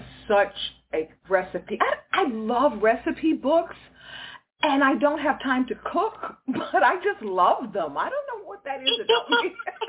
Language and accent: English; Houston, Texas, United States; we both are fellow Texans. I'm from Houston.